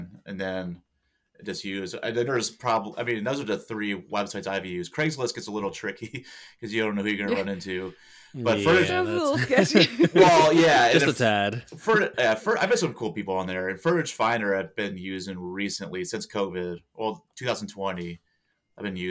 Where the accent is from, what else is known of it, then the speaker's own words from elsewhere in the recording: Pennsylvania, United States; moved away as an adult; also born or lived in Washington State; I'm from Pennsylvania